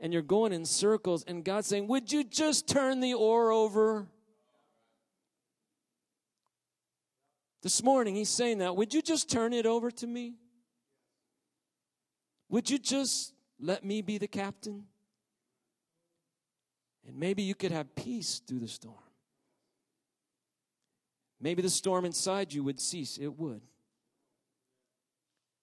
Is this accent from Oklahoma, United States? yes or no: yes; Oklahoma, United States; As a kid, I grew up in Oklahoma and we have tornadoes.